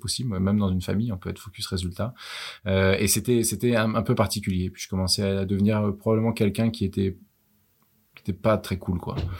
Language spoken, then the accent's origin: French; Versailles, Île-de-France, France; also born or lived in Lille; J'ai grandi à Versailles